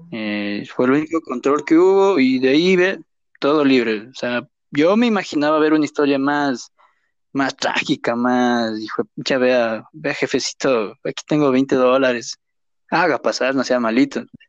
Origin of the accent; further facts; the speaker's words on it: Riobamba, Chimborazo, Ecuador; moved away; also born or lived in Durán; somos de Río